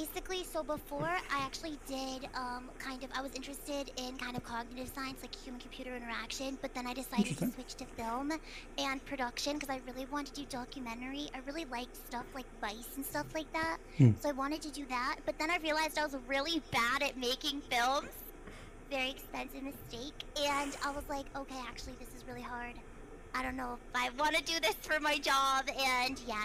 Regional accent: Midwest, United States; also born or lived in Belgium; now in California, United States; I was born in Europe, but I grew up in the Midwest

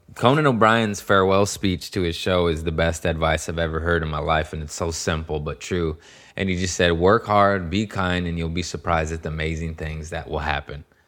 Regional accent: Torrance, California, United States; also born or lived in Harbor City, California / Lomita, California; I was born in Harbor City, and I was raised in Torrance and Lomita, California

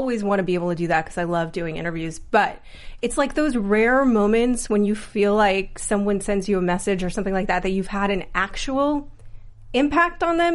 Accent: New York, United States; I grew up in New York

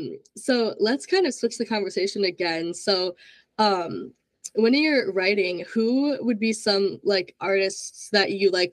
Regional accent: Minnesota, United States; So I'm from Minnesota, so I'm like home of … everything.

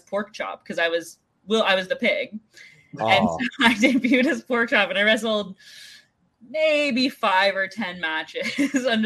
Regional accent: Northern California, United States; I'm from California, like Northern California, to be more precise

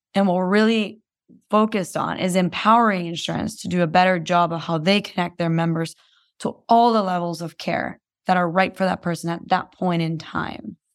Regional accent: Guatemala; moved away as an adult; I was born and raised in Guatemala

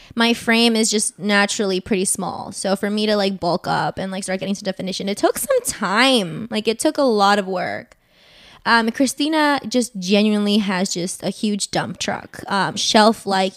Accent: Northern Virginia, United States; I am born and raised in Northern Virginia

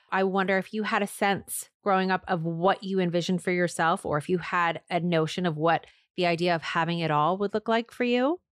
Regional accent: Seattle, Washington, United States; moved away; No, I'm from Seattle.

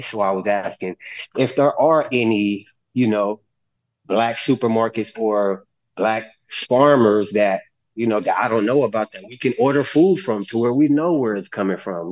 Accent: California, United States; growing up in California where I was raised around

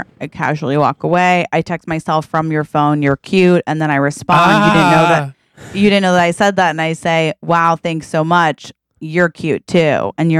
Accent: Boring, Oregon, United States; Cause I grew up in Boring, Oregon.

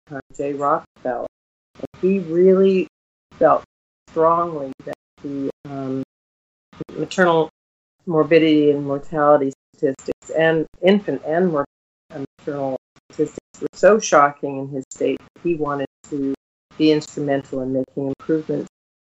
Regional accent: Canada; moved away as an adult; also born or lived in Fort Good Hope, Northwest Territories / West Virginia; I came back to Canada

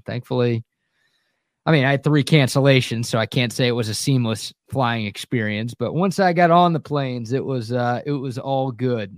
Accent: Dallas, Texas, United States; two buddies, like high school sweethearts that I grew up with in Dallas

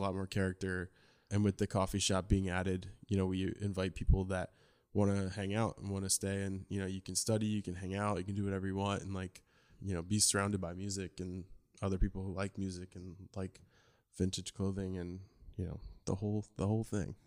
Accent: New Jersey, United States; I grew up in New Jersey

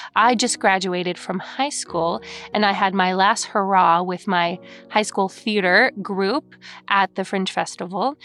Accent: Lake Forest, California, United States; I'm originally from Lake Forest, California

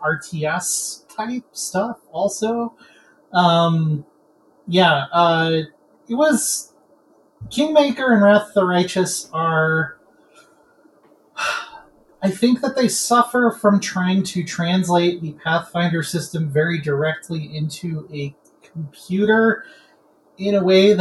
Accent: Colorado, United States; that's my home state

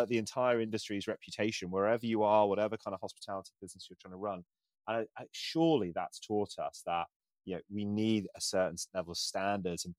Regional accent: Isle of Wight, South East England, United Kingdom; moved away; I grew up on the Isle of Wight, which you can't get away from tourism

